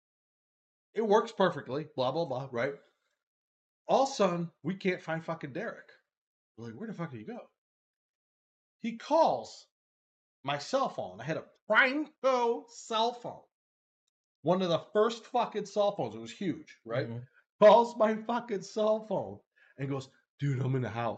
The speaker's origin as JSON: {"language": "English", "town": "Chicago", "region": "Illinois", "country": "United States", "tie": "born or raised there", "moved": "as an adult", "lives_now": "Arizona, United States", "said": "I grew up 21 years in Chicago"}